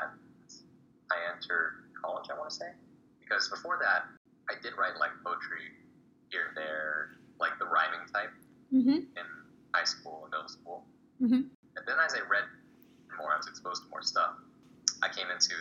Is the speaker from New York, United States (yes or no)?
no; San Jose, California, United States; I'm from San Jose, California